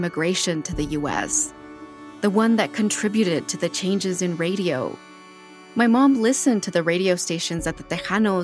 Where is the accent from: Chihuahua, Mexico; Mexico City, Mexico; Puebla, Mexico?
Chihuahua, Mexico; Ciudad Juárez; I'm from Juarez